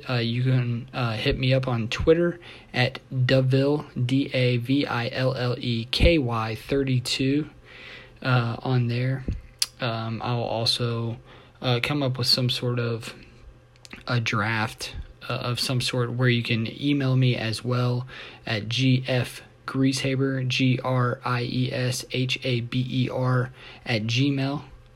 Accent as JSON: {"language": "English", "town": "Louisville", "region": "Kentucky", "country": "United States", "tie": "born or raised there", "said": "I'm from Louisville, Kentucky. I am 30 years old, born and raised here."}